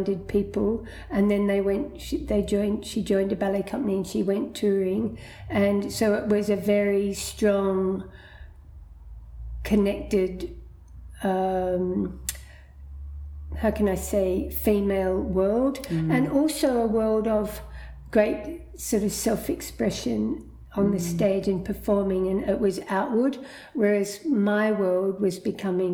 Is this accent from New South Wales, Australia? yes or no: yes; Muswellbrook, New South Wales, Australia; also born or lived in Hunter Valley / Sydney; the town of Musselbrook, and that's where we grew up till the age of 10